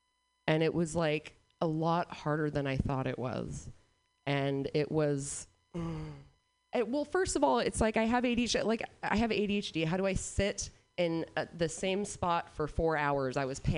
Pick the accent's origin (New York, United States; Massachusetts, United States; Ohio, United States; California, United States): California, United States; Sacramento; Sacktown, Bay Area and Backtown. Sacramento.